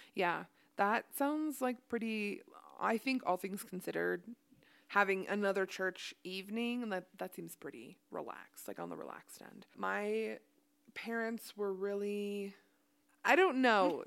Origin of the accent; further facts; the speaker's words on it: Ohio, United States; also born or lived in Idaho; now in Utah, United States; I was raised in Ohio.